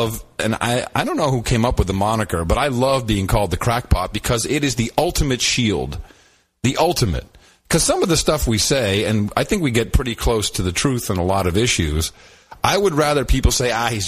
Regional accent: Amsterdam, North Holland, Netherlands; moved away; I grew up in Amsterdam.

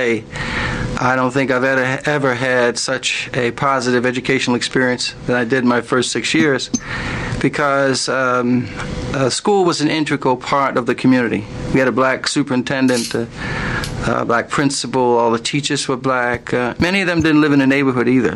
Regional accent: Philadelphia, Pennsylvania, United States; I grew up in South Philadelphia

